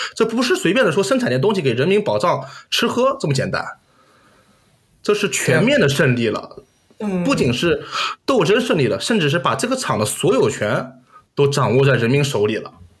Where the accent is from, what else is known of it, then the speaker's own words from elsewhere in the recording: Nanjing, Jiangsu, China; 上小学以后家里办去鼓楼了，然后小学在颐和路那边赤壁路里边念的，然后一直念到初中在玉泉路